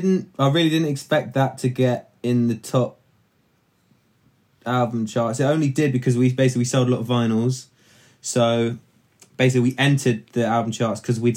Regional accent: London, United Kingdom; born or raised there

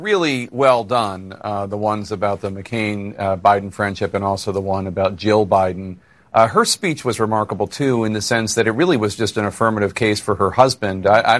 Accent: Philadelphia, Pennsylvania, United States; as a Philadelphian

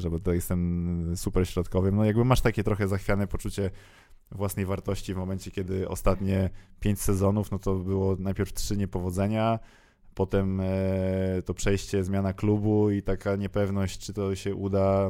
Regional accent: Warsaw, Masovian Voivodeship, Poland; jestem z Warszawy

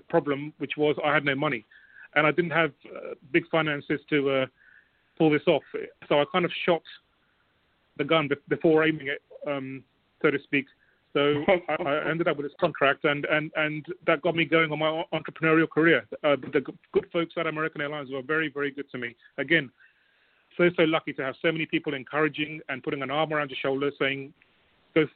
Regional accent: London, United Kingdom; Growing up in West London in a very basic but comfortable surroundings

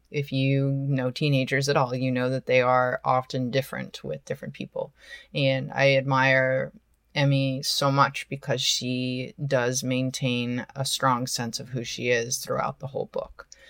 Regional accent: Portland, Oregon, United States; moved away; also born or lived in Hollywood; I am originally from Portland, Oregon, and I go to visit my family every holiday

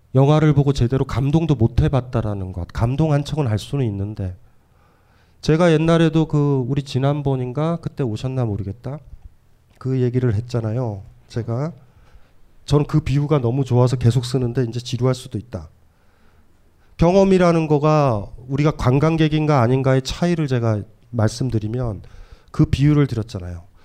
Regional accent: Hamyang, South Gyeongsang, South Korea; 제가 경남 함양이고

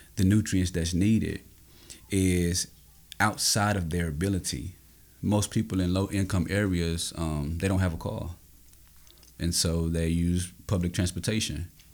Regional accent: Austin, Texas, United States; I grew up in Austin, Texas, um, in an underserved community.

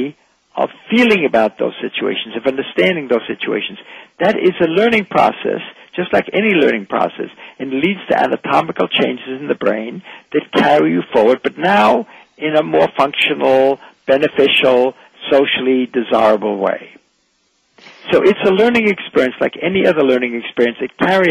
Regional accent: Vienna, Austria; I'm from Vienna

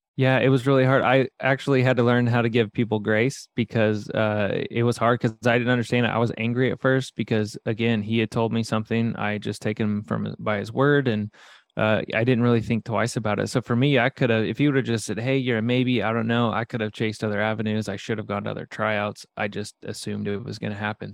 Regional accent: Midwest, United States; I grew up in the Midwest

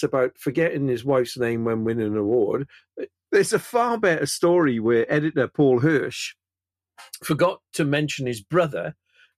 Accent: Wales, United Kingdom; I'm Welsh

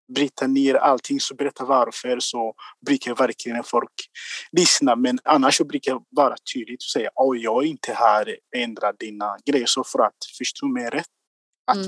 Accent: Rwanda; Swedish is a second language; moved away as an adult; now in Gothenburg, Sweden; jag kommer från Rwanda

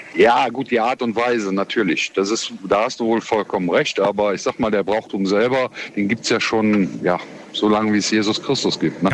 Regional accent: Cologne, North Rhine-Westphalia, Germany; ich komme aus Köln, Köln ist die Hochburg Karneval

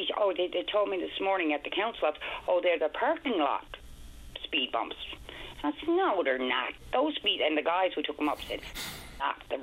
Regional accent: Broad Cove, Newfoundland and Labrador, Canada; I'm from Broad Cove, small point area, CBN

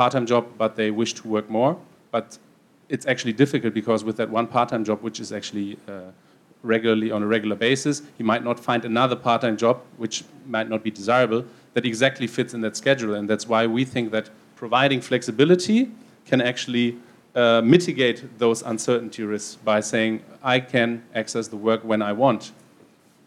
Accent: Brussels, Brussels-Capital Region, Belgium; I'm from Brussels

